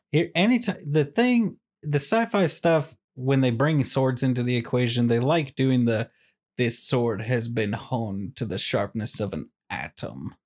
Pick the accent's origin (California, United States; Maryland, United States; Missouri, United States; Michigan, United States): Missouri, United States; Kansas City; I'm from Kansas City